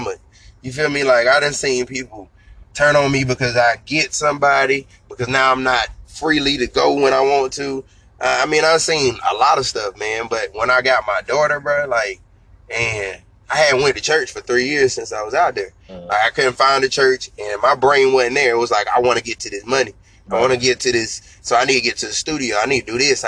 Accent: Fayetteville, United States; I'm from Fayetteville

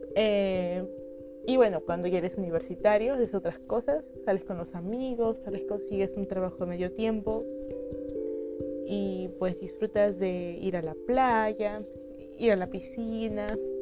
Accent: Lima, Peru; yo soy de Perú, específicamente de la ciudad de Lima. Y bueno, he vivido acá eh, la mayor parte de mi vida

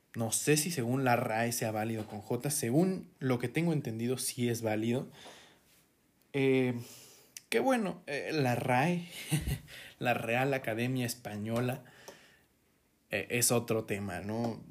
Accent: Mexico; cómo somos los mexicanos

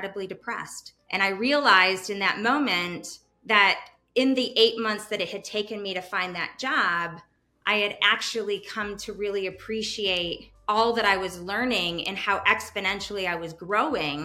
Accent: East Coast, United States; moved away as an adult; also born or lived in Madison, Wisconsin; now in Chicago, United States; I'm originally from the East Coast

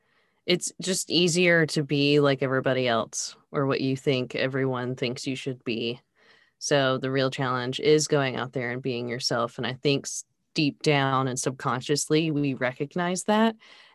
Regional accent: Charlotte, North Carolina, United States; born or raised there

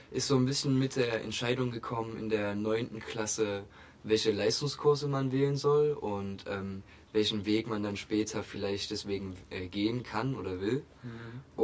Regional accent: Augustusburg, Saxony, Germany; now in Leipzig, Germany; ursprünglich komme ich aus der Nähe von Chemnitz

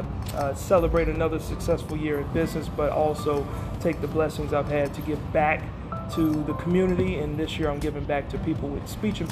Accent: Austin, Texas, United States; moved away as an adult; now in Virginia Beach, United States; I'm from Texas, Austin, Texas, and the Navy brought me here in 95

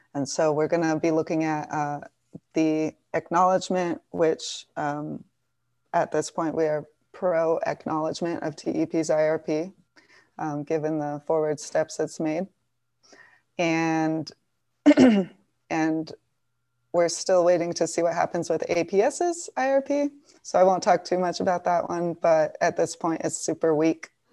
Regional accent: Tucson, Arizona, United States; I'm from Tucson.

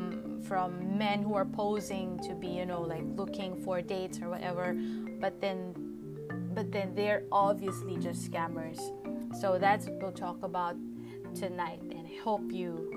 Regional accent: Philippines; I am a journalist from the Philippines.

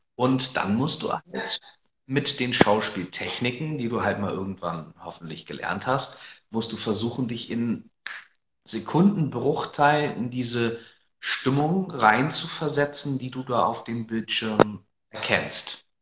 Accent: Northern Germany, Germany; wobei ich mich tatsächlich gar nicht so unbedingt als typischen Norddeutschen bezeichnen würde

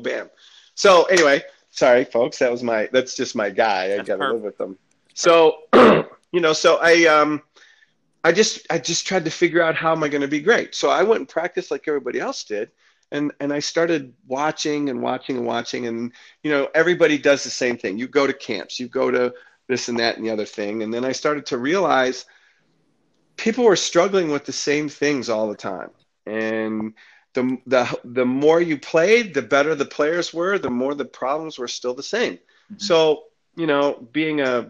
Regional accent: Detroit, Michigan, United States; growing up in Detroit

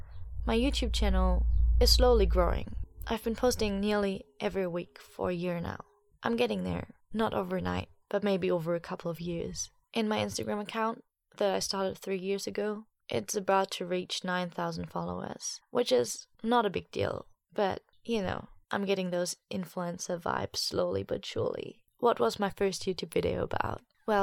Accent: Germany; accent: German; English is a second language; I do feel a little bit embarrassed when I watch the video nowadays because my German accent was for real pretty bad.

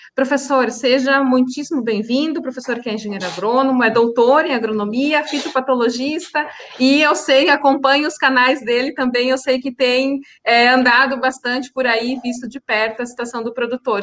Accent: Santa Catarina, Brazil; Santa Catarina também, a minha terra, de onde eu sou natural

